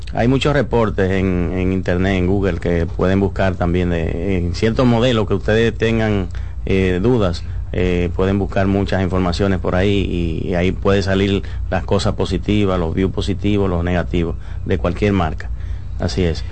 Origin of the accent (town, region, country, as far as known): Dominican Republic